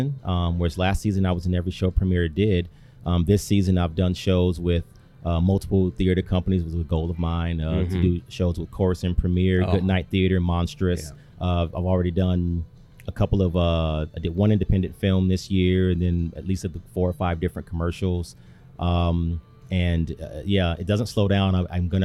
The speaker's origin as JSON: {"language": "English", "town": "Chicago", "region": "Illinois", "country": "United States", "tie": "born or raised there", "moved": "yes", "lives_now": "Sioux Falls, United States", "said": "I grew up in Chicago, and in my particular neighborhood, there was no theater scene there"}